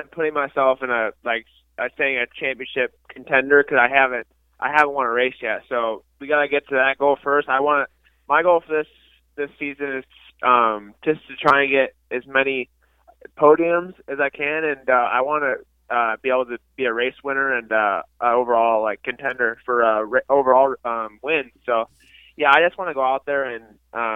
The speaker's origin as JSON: {"language": "English", "region": "Illinois", "country": "United States", "tie": "born or raised there", "said": "I grew up racing in Illinois"}